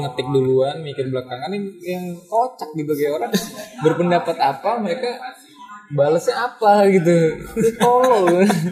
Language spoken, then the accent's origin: Indonesian; Indonesia; gue datang dari Indonesia